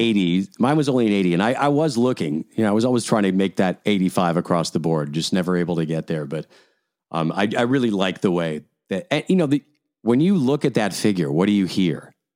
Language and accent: English; Scotland, United Kingdom; now in Canada; I was born in Scotland. I live in Canada.